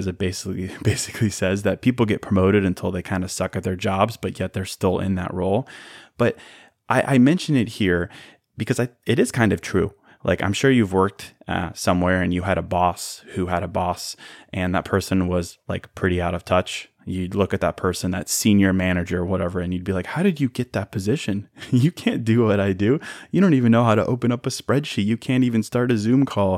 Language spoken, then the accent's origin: English; Chicago, Illinois, United States; moved away as an adult; also born or lived in Notre Dame, Indiana; now in Miami, United States; I was born in Chicago. I went to Notre Dame. I moved to downtown Chicago after graduating, and I've been there since 2011